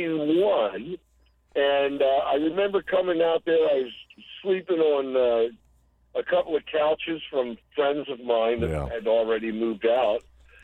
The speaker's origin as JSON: {"language": "English", "town": "Baltimore", "region": "Maryland", "country": "United States", "tie": "born or raised there", "said": "the Top 40 station where I was growing up in Baltimore"}